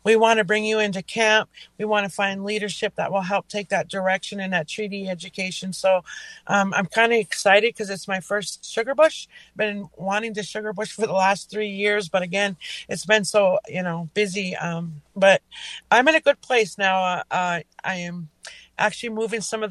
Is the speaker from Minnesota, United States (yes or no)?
yes; Leech Lake Reservation, Minnesota, United States; I'm in northern Minnesota. I'm from the Leech Lake Reservation